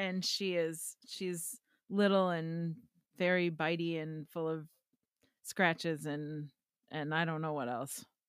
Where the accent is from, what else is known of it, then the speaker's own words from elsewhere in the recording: Wisconsin, United States; accent: Wisconsin; my Wisconsin accent